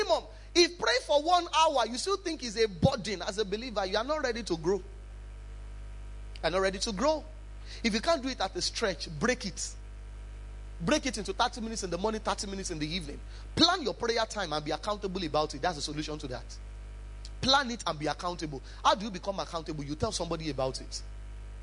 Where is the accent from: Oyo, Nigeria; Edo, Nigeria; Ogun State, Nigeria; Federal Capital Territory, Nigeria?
Oyo, Nigeria; Ibadan; I come from Ibadan